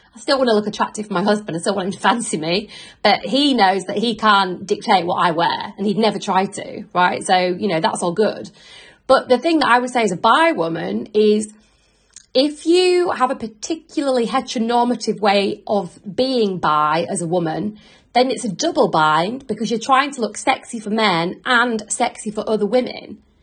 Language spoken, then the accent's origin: English; Yorkshire and the Humber, United Kingdom; now in London, United Kingdom; I live in London with my husband. I'm originally from West Yorkshire.